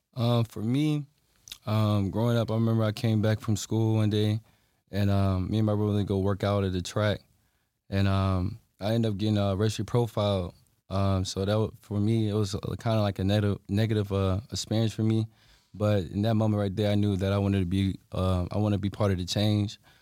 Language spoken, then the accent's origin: English; Halifax County, Virginia, United States; I'm from Halifax County, Virginia as well.